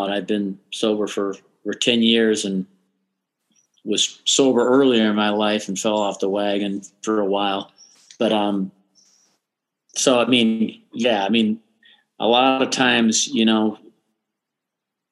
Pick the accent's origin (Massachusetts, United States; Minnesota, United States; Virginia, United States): Minnesota, United States; Austin; moved away; also born or lived in Twin Cities, Minnesota; Growing up in Austin has informed everything I've done since